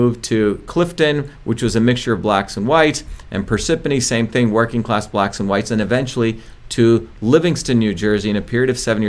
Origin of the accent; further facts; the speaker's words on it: India; now in United States; I grew up in India